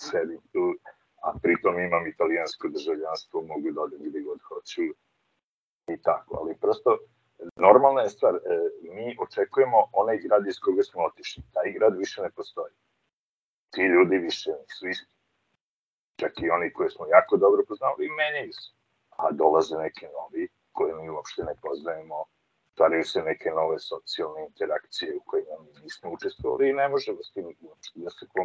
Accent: Serbia; moved away as an adult; also born or lived in Italy / Germany; Meni je majka iz Bosne, otac iz Crne Gore, rođen sam u Srbiji odrastao u Srbiji.

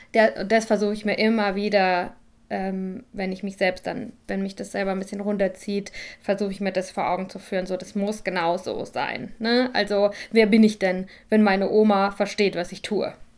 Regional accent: Germany; moved away; Ich bin nämlich wieder in Deutschland, ähm, in meiner Heimat bei meinen Eltern.

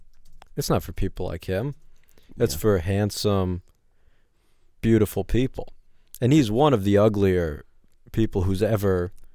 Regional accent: New York City, New York, United States; I grew up in Manhattan, yes. The non-projects.

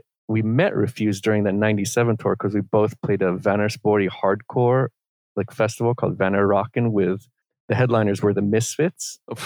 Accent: Washington, D.C. area, Northern Virginia, United States; moved away as an adult; also born or lived in Romania; now in Sweden; I grew up in Washington, D.C. area, Northern Virginia. But I ended up in Sweden via my punk band from the 90s called

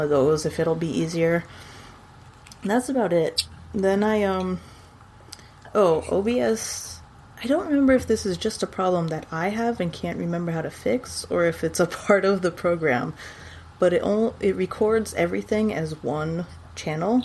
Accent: San Antonio, Texas, United States; moved away; in Texas, in San Antonio, even because that's where I was born

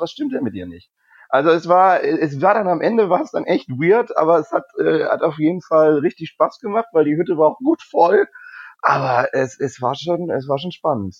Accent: Rüdesheim am Rhein, Hesse, Germany; also born or lived in Cologne; now in Hamburg, Germany; Ich bin Hesse. Ich komme aus der Nähe von Wiesbaden, also Rüdesheim am Rhein.

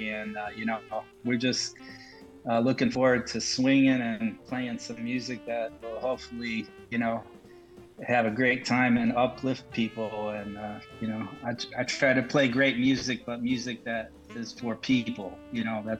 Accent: Toledo, Ohio, United States; He was a great tenor player that had a program in the public schools where I grew up in Toledo, Ohio.

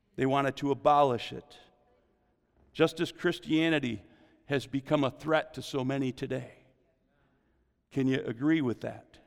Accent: United States; As an American

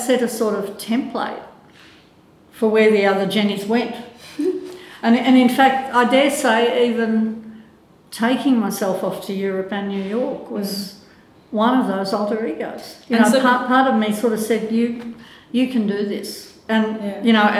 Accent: Melbourne, Victoria, Australia; also born or lived in Germany; I am pretty Aussie

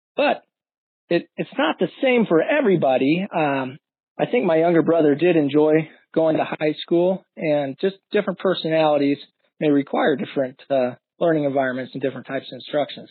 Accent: Florissant, Missouri, United States; moved away as an adult; now in Omaha, United States; grew up in Florissant, Missouri, just out St. Louis, outside of St. Louis

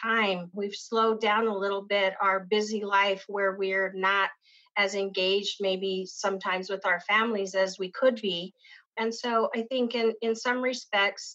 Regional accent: Isleta, New Mexico, United States; I grew up in the Pueblo of Isleta

